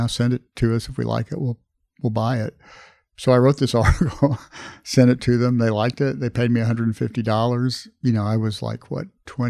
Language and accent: English; Corpus Christi, Texas, United States; I was growing up in Corpus Christi, Texas